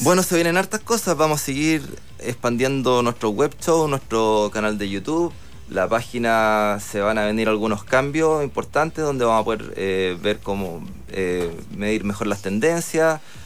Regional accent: Concepción, Biobío, Chile; soy de Concepción

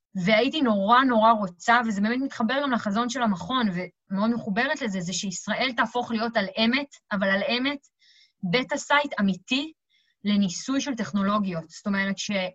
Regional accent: Israel; אנחנו מאוד טובים בזה כישראלים

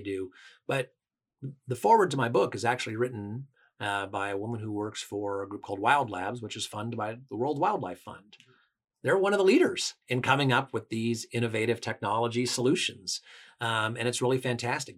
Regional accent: Washington, United States; I come from Washington State, which is a very, uh, environmentally oriented state

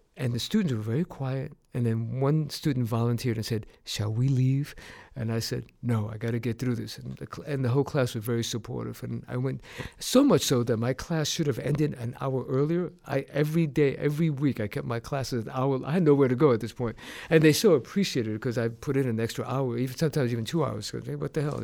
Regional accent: New York City, New York, United States; moved away; My parents are from Puerto Rico, and I was raised in New York City

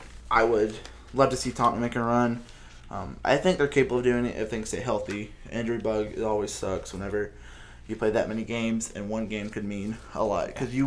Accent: Netherlands; I call them Ajax because I'm up from the Netherlands.

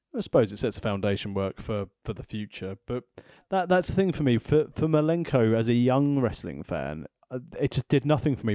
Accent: England, United Kingdom; I'm from England

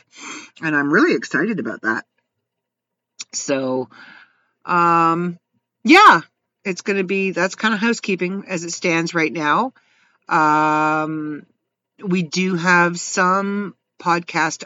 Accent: Canada; As a Canadian

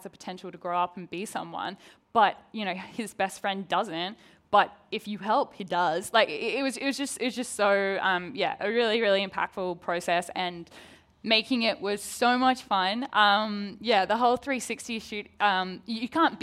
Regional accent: Australia; accent: Australian; I'm an Australian accent with an American crew

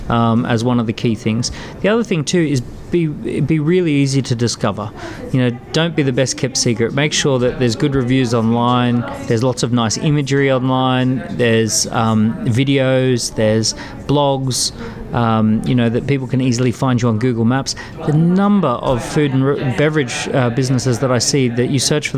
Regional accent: Australia; moved away as an adult; now in London, United Kingdom; I grew up in Australia but have spent the last 12 years in London.

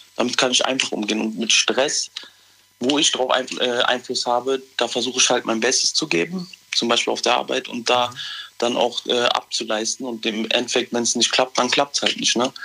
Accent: Cologne, North Rhine-Westphalia, Germany; ich komme aus Köln

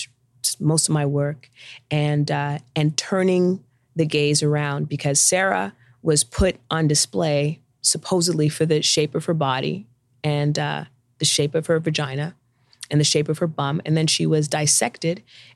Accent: Canada; I'm Canadian

